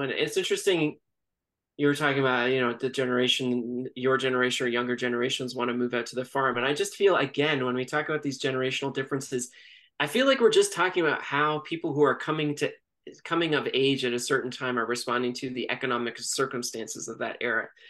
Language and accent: English; Toronto, Ontario, Canada; also born or lived in Montreal; I grew up in Toronto my entire life